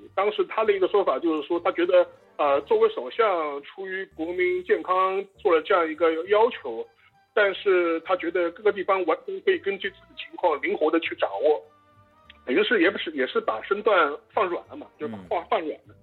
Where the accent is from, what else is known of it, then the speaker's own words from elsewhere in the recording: China; 从我们中国人的角度来说